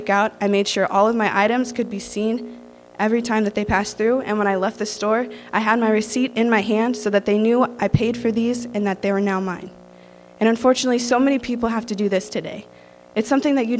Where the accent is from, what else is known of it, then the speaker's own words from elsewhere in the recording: Rensselaer, Indiana, United States; I'm from Rensselaer, Indiana